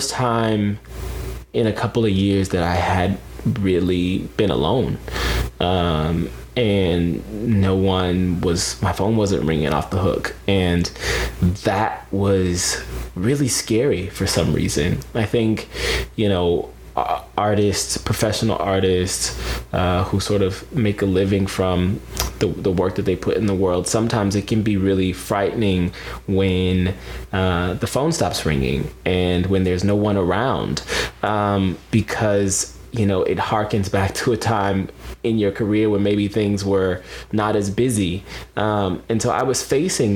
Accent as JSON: {"language": "English", "town": "Pensacola", "region": "Florida", "country": "United States", "tie": "born or raised there", "also_born_or_lived": "Atlanta, Georgia", "said": "before my mom and I moved down to Pensacola, Florida, where I call my hometown, it's where I grew up. We moved there from the Atlanta area"}